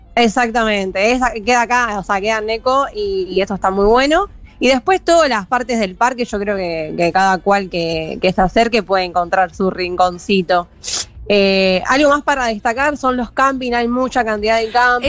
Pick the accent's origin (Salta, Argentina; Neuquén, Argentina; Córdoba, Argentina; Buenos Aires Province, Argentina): Buenos Aires Province, Argentina; La Plata; also born or lived in Necochea; nací en La Plata, ahora vivo en La Plata también